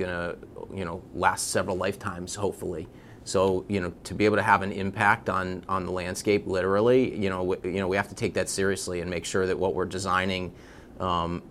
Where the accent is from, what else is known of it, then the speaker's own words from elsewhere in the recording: Bloomfield, Connecticut, United States; now in West Hartford, United States; born and raised in Bloomfield and live in West Hartford